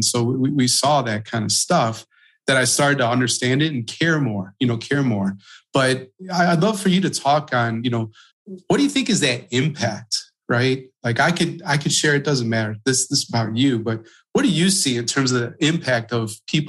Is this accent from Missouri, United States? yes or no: no; Palatine, Illinois, United States; I grew up in Palatine, Illinois, right? 30 minutes northwest of Chicago.